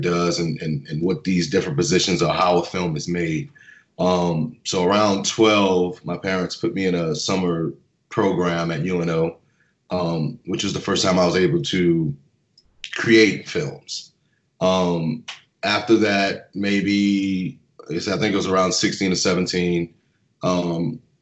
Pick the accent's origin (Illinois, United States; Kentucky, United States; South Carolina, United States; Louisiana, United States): Louisiana, United States; Harvey; I am from New Orleans, born and raised, a little bit outside of New Orleans in Jefferson Parish, Harvey, Louisiana